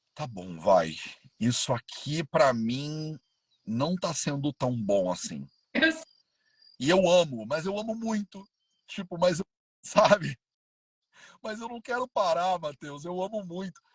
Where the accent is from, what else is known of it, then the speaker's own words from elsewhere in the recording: Rio de Janeiro, Brazil; now in Paraty, Brazil; Eu sou carioca, vivia quase a vida inteira no Rio de Janeiro.